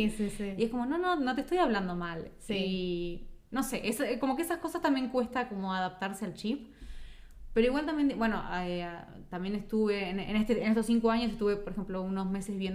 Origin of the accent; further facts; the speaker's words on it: Argentina; Yo de repente conozco a alguien, yo que sé, uruguayo, soy argentino